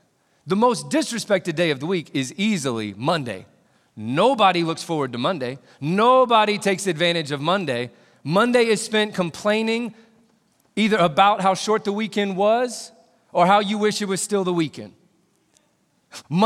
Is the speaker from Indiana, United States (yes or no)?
yes; Indiana, United States; I grew up in Indiana